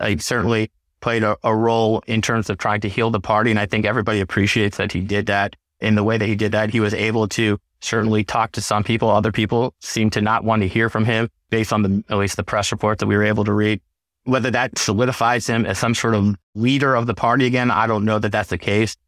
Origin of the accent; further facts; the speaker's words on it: St. Louis, Missouri, United States; moved away as an adult; also born or lived in Gush Etzion, Israel / Washington, D.C.; I grew up in Saint Louis